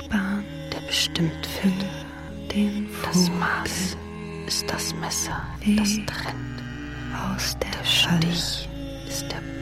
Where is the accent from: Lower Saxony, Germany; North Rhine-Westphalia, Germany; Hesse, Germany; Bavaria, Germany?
Hesse, Germany; Iran ist nicht mein Heimatland. Hessen ist mein Heimatland.